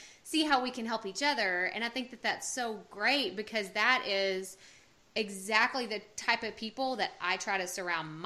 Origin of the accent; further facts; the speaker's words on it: Texas, United States; I was born and raised in Texas, I've never lived anywhere else